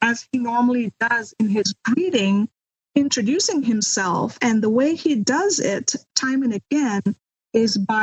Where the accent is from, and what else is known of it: India; moved away as an adult; now in United States